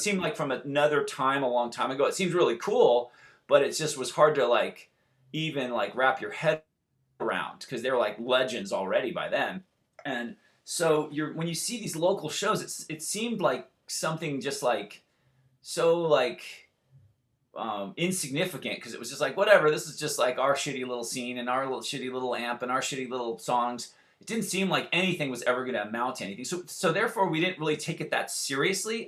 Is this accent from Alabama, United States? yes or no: no; Santa Barbara, California, United States; We grew up in Santa Barbara